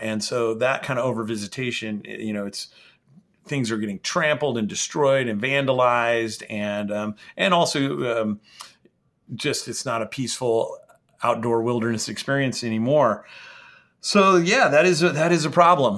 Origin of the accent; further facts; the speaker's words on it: the Northwest, Pacific Northwest, United States; I grew up here in the Northwest